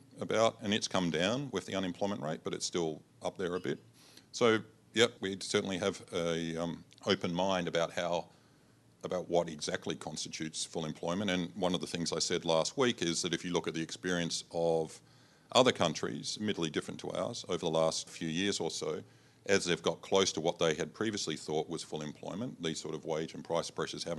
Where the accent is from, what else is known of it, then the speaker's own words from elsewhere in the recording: Adelaide, South Australia, Australia; moved away; I'm from Adelaide originally